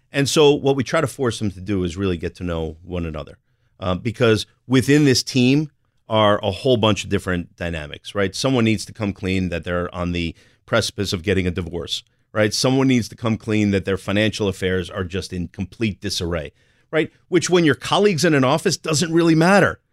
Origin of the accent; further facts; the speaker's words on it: New Jersey, United States; I'm from Jersey